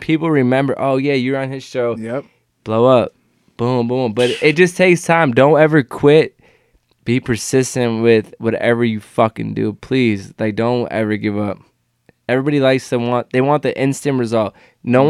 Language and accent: English; Cleveland, Ohio, United States; I'm a kid from Cleveland